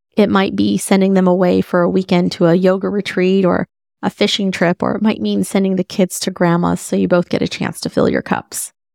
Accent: Dallas, Texas, United States; moved away; Dallas is basically my hometown

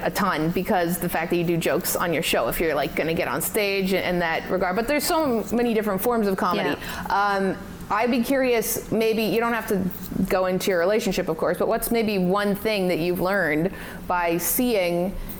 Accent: Canada; I'm from Canada and I love Canada.

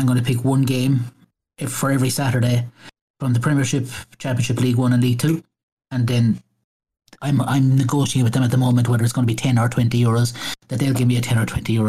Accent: Skibbereen, Munster, Ireland; now in Midleton, Ireland; my hometown club, which is Skibbereen

